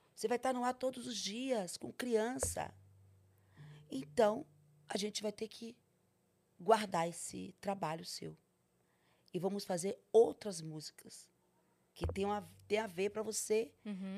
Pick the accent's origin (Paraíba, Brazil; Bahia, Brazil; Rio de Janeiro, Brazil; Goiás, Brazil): Bahia, Brazil; Salvador; moved away; also born or lived in Itapetinga, Bahia / São Paulo; eu fui criada em Salvador, mas, de, mas desde pequenininha mesmo.